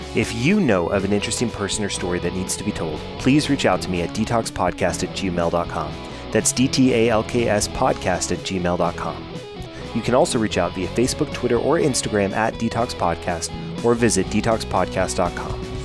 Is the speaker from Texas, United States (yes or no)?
yes; Texas, United States; I am from Texas